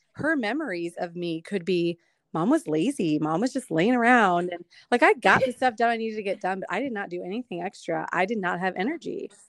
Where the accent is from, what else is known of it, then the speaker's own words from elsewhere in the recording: Chicago, Illinois, United States; moved away as an adult; now in Dominican Republic; I'm originally from Chicago